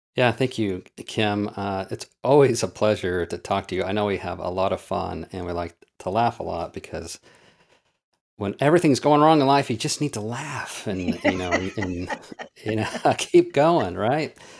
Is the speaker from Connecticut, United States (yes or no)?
no; Oklahoma, United States; I grew up in Oklahoma dirt poor.